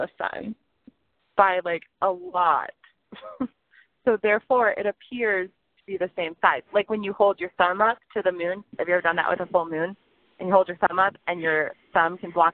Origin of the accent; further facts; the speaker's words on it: Florida, United States; also born or lived in Los Angeles, California; I'm from Florida. Well, I was born in California, but I grew up in Florida